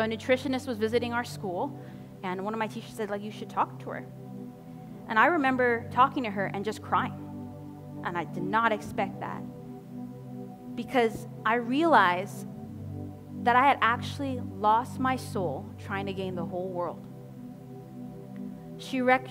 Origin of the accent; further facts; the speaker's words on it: Cayman Islands; I'm from the Cayman Islands in the Caribbean, where hurricanes hit often in the Caribbean